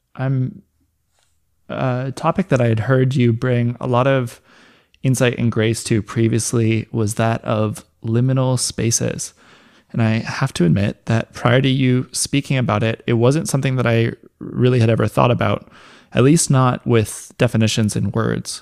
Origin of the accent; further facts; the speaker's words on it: North Vancouver, British Columbia, Canada; the place I grew up in Lynn Valley, uh, British Columbia.